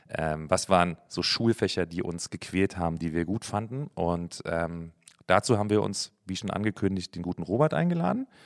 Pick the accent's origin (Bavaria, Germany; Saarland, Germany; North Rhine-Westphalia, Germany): Bavaria, Germany; Coburg; moved away; Ähm, aus Bayern ursprünglich, Coburg.